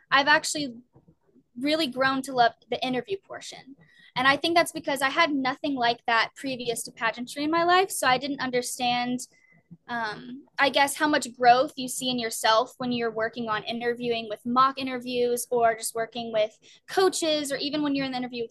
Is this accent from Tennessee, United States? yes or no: yes; Germantown, Tennessee, United States; now in Maryland, United States; my hometown, which I'm from Germantown, Tennessee